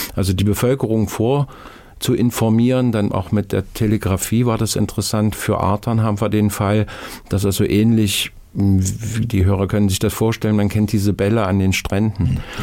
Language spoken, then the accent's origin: German; Nordhausen, Thuringia, Germany; Nordhausen, meine Heimatstadt